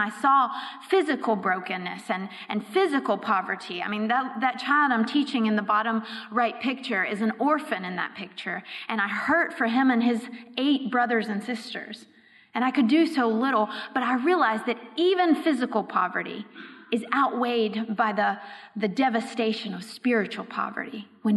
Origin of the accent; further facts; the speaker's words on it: Raleigh, North Carolina, United States; moved away as an adult; also born or lived in Europe; I was raised in Raleigh, so not too far from here